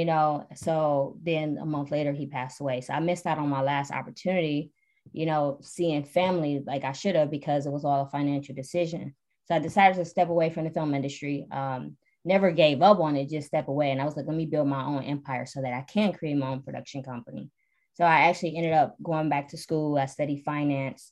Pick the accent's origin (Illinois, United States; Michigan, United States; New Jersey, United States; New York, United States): Michigan, United States; Detroit; moved away as an adult; now in Atlanta, United States; I am from Detroit originally, born and raised